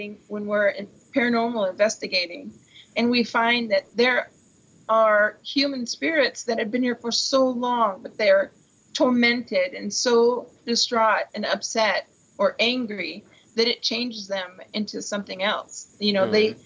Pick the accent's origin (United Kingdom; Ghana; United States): United States; Pacific Northwest; we're from the Pacific Northwest, and we've never been beyond that. We've been here for thousands of years.